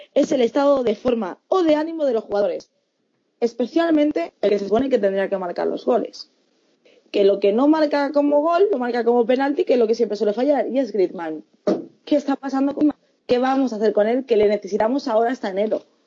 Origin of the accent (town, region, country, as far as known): Fuenlabrada, Community of Madrid, Spain